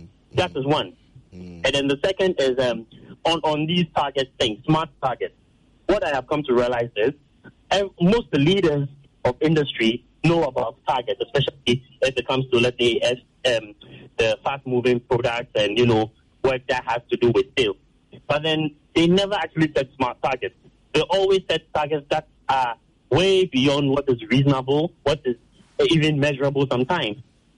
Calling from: Accra, Greater Accra, Ghana; I'm calling from Airport.

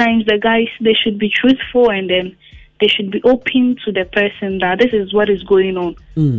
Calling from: Asafo, Ghana; I'm calling from Asafo.

